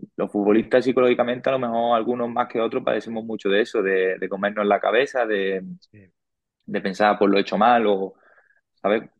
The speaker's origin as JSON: {"language": "Spanish", "town": "Murcia", "region": "Region of Murcia", "country": "Spain", "tie": "born or raised there", "moved": "as an adult", "lives_now": "Valdepeñas, Spain", "said": "para mí Murcia ha sido mi casa, ha sido, bueno, es, a día de hoy en mi casa, es donde yo me he criado"}